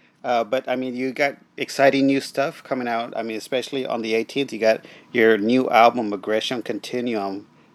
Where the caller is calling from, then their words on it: Corpus Christi, Texas, United States; Corpus Christi, Texas.